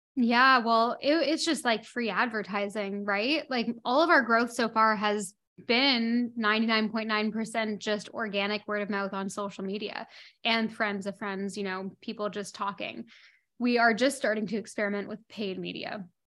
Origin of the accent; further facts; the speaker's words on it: Toronto, Ontario, Canada; moved away as an adult; also born or lived in London; now in Bahamas; So, I grew up in Toronto, in Canada, and I left Toronto when I was eighteen, nineteen years old